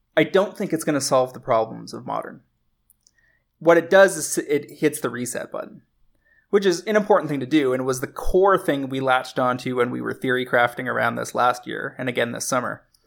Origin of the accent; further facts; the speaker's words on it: Canada; as a Canadian